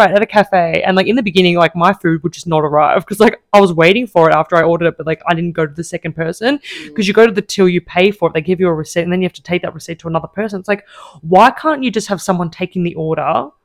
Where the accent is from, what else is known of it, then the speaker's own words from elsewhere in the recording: Australia; I think Australia, like, I'm being biased, obviously, because I am Australian